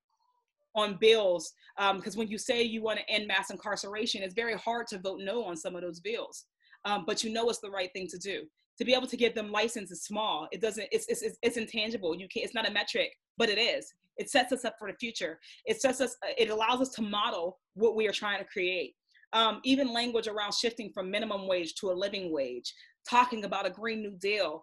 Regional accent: Braddock, Pennsylvania, United States; I'm from Braddock

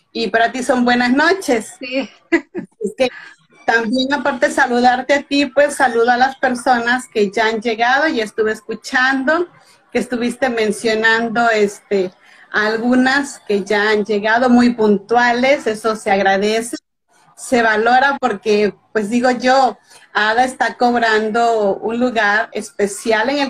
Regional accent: Veracruz, Mexico; Yo vivo en México, soy veracruzana de nacimiento, o sea, del estado de Veracruz en México, eh, casi es pura costa. Y aquí en este estado nací y en este estado actualmente radico.

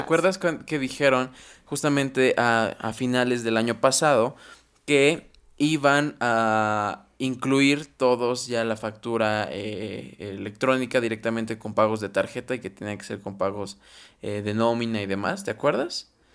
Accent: Mexico; como mexicanos, como ciudadanos

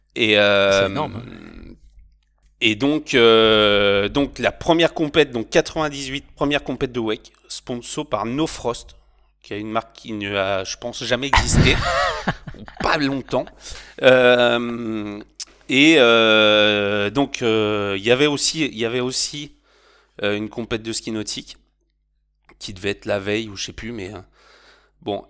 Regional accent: Normandy, France; moved away as an adult; also born or lived in Bordeaux / Philippines; chez moi en Normandie

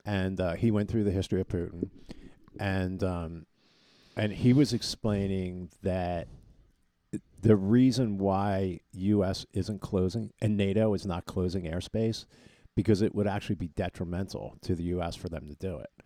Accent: Collegeville, Pennsylvania, United States; we're all from the Collegeville area

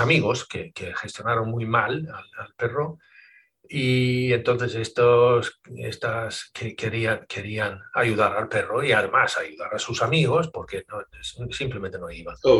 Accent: Sweden; now in Spain; pero soy sueco de, origen, yo nací en Suecia, ¿vale? Y ya llevo 30 años aquí en España

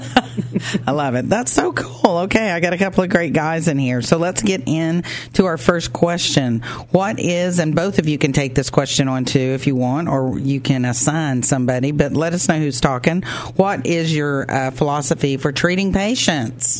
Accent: Oklahoma, United States; accent: Oklahoma; my Oklahoma accent

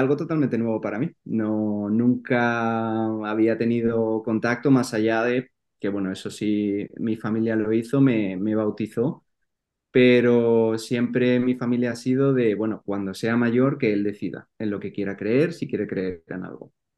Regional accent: Madrid, Community of Madrid, Spain; soy de Madrid y bueno, he vivido ahí toda mi vida

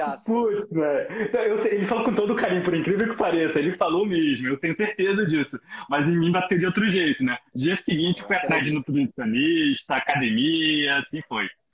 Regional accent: Rio de Janeiro, Brazil; eu sou do Rio de Janeiro

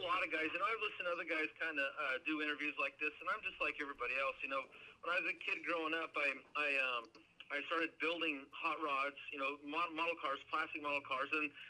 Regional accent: Oregon, United States; And but as a kid growing up in Oregon, it rained 9 months out of the year.

